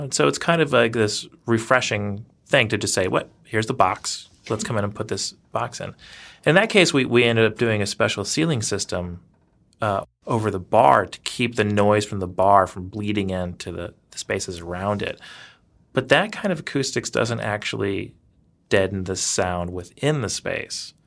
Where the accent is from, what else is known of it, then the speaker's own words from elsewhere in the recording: the South, United States; moved away as an adult; also born or lived in Louisiana / Georgia / Savannah, Georgia / New York; now in Madison, United States; I'm originally from the South in Louisiana and Georgia, so I, I kinda grew up in the, the Gothic South, as it were.